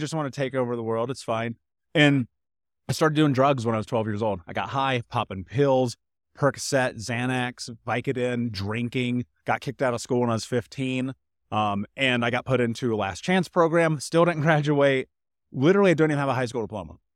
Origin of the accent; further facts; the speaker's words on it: Indianapolis, Indiana, United States; moved away as an adult; I grew up in Indianapolis